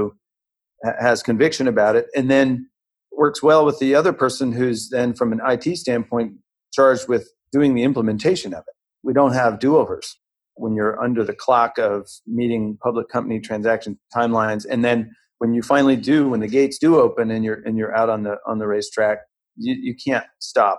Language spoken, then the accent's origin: English; St. Louis, Missouri, United States; I grew up in the Midwest in St. Louis, Missouri